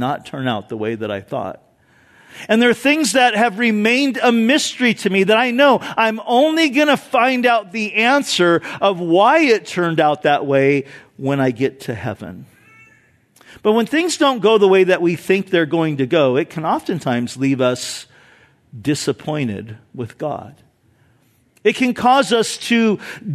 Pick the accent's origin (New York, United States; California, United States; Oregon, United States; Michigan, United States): California, United States; Orange County; I grew up in Orange County, so I'm very familiar with the area up there